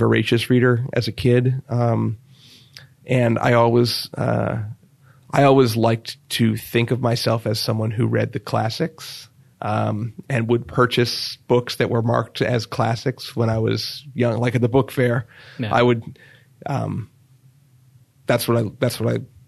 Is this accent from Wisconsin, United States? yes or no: no; Stafford County, Virginia, United States; moved away as an adult; also born or lived in Washington, D.C. / Maryland / Michigan / Hartford, Connecticut; I grew up in Stafford County, which is about 40 miles south of Washington, D.C.